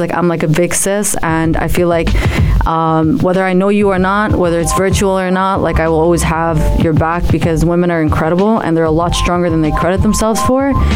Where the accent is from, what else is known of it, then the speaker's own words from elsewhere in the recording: New Jersey, United States; also born or lived in Amman, Jordan / Palestine; I was born in Amman, raised in the States, New Jersey.